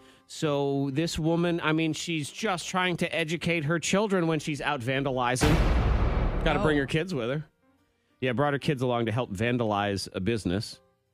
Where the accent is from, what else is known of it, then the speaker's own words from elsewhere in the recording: New England, United States; we grew up in New England